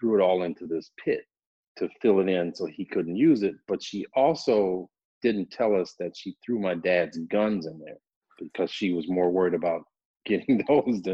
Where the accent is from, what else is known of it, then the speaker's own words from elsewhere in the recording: Evanston, Illinois, United States; So we ended up in Evanston. I grew up on Sherman and Crane in the big house on the corner